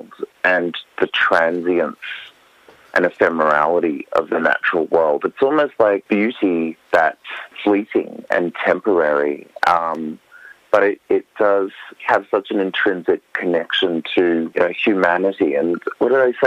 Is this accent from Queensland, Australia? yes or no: yes; Western Queensland, Australia; moved away as an adult; also born or lived in Europe; my childhood growing up in Western Queensland